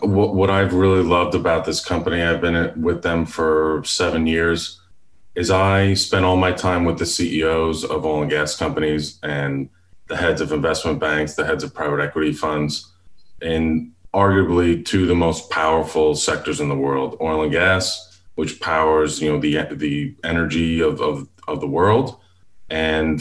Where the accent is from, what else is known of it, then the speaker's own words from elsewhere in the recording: Long Island, New York, United States; now in Houston, United States; I live in Houston, Texas. I was born and raised in Long Island, New York